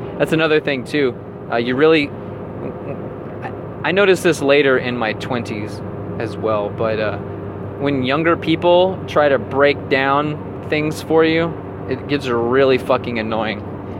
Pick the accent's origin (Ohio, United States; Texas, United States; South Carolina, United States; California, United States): Texas, United States; also born or lived in Las Vegas, Nevada; I'm originally from Texas, and my parents and I, well, my mom remarried my stepdad, and we moved to a couple of different places, but eventually we moved and settled for a long time in Las Vegas, Nevada.